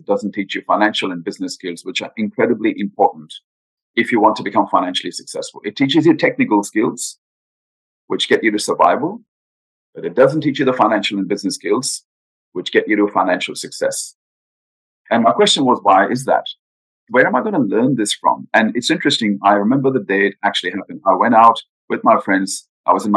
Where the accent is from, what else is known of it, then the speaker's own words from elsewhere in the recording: India; moved away; I grew up in India. I'm Indian by background, born in India.